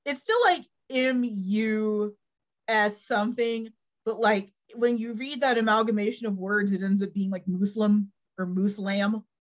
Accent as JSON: {"language": "English", "region": "North Texas", "country": "United States", "tie": "born or raised there", "said": "I grew up in North Texas."}